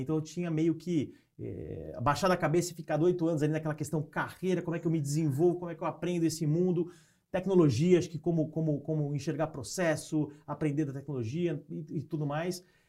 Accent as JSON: {"language": "Portuguese", "region": "São Paulo", "country": "Brazil", "tie": "born or raised there", "moved": "as an adult", "lives_now": "Piracicaba, Brazil", "said": "eu sou de São Paulo, né? nasci em São Paulo é, e cresci e tudo mais"}